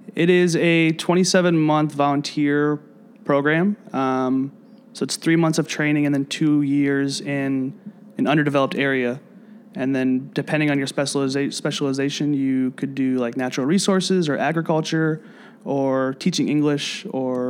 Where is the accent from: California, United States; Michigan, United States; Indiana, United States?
Indiana, United States; South Bend; moved away as an adult; also born or lived in Ecuador; now in Chicago, United States; I'm originally from Northern Indiana, so like an hour and a half away from here